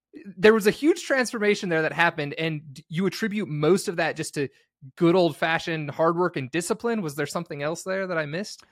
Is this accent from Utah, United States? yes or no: yes; St. George, Utah, United States; I grew up in Saint George, Utah, and it's kinda just outside of Vegas